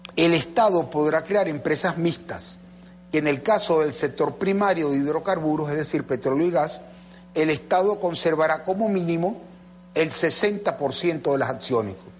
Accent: Venezuela

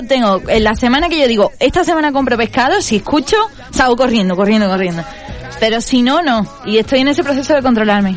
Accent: Cádiz, Andalusia, Spain; now in Uruguay; yo soy de Cádiz, de Andalucía, de España

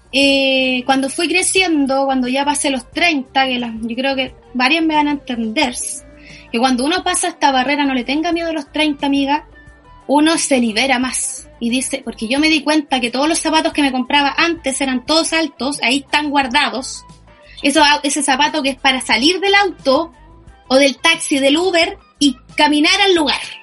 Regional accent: Chile

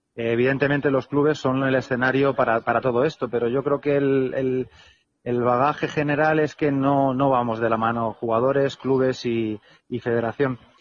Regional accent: Alicante, Valencian Community, Spain; moved away; yo soy alicantino

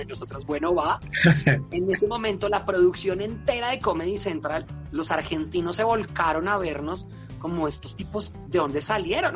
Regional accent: Colombia; es lo que somos los colombianos

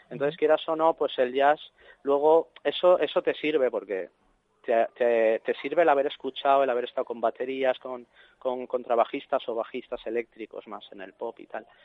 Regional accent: Cuba; Pues mira, soy cubano

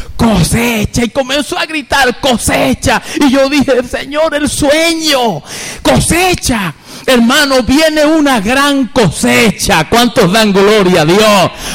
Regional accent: Venezuela; now in Costa Rica; soy venezolano

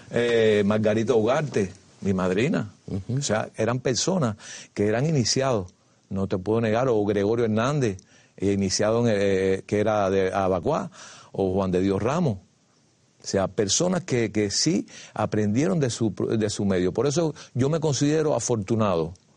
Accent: Havana, Cuba; nací el 10 de septiembre de 1946 en un barrio de los llamados marginal, aledaño a la Virgen del Camino. En el barrio donde yo nací le decían el callejón, en el barrio Los Ángeles

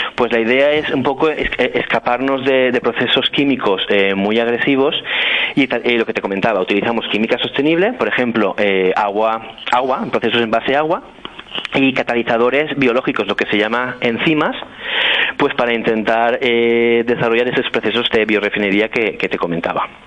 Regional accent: Muro de Alcoy, Valencian Community, Spain; moved away as an adult; also born or lived in Amsterdam, Netherlands / Brisbane, Australia; now in Stockholm, Sweden; yo soy natural de Muro de Alcoy, que como bien dices es una villa de las montañas de, Alicante

